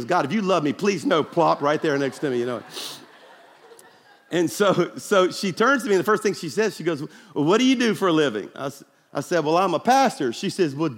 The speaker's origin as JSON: {"language": "English", "town": "Baton Rouge", "region": "Louisiana", "country": "United States", "tie": "born or raised there", "moved": "yes", "lives_now": "Birmingham, United States", "said": "my hometown of Baton Rouge"}